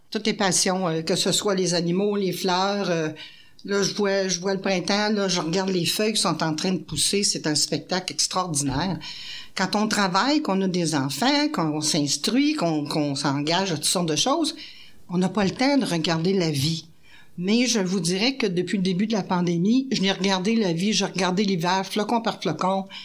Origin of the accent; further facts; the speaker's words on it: Quebec, Canada; Moi, je suis une Québécoise, mais j'ai pas de racines.